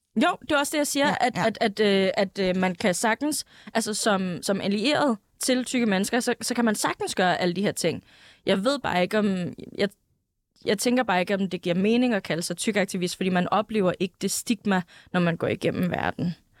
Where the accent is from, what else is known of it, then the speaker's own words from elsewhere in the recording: Greenland; jeg er grønlænder